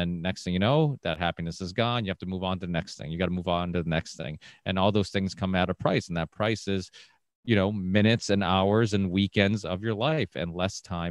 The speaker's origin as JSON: {"language": "English", "country": "Portugal", "tie": "born or raised there", "moved": "yes", "lives_now": "United States", "said": "I was born in Portugal"}